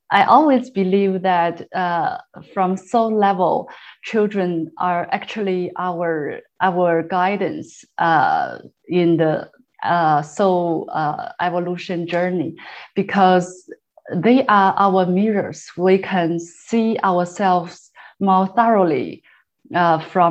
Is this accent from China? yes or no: yes; China; moved away as an adult; now in Canada; I'm from China. So we came here about 6.5 years ago.